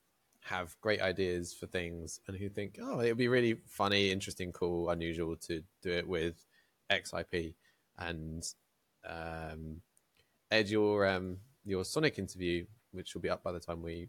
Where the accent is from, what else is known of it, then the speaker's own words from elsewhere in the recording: United Kingdom; we're British